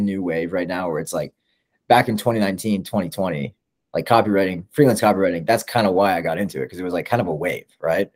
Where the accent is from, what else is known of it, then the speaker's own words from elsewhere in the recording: Canada; I'm Canadian.